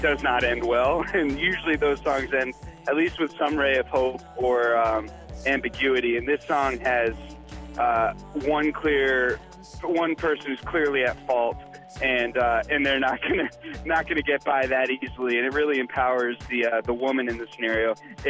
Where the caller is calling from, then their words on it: Connecticut, United States; I'm calling from Connecticut.